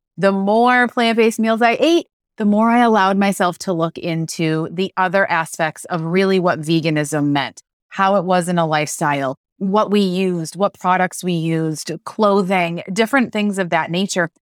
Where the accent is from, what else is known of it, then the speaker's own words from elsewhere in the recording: Western New York, United States; I grew up in Western New York